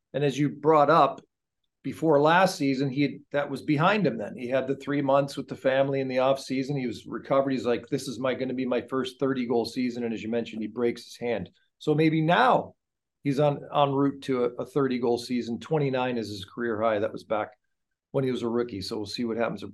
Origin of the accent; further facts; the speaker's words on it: United States; when I was growing up in Anglo U S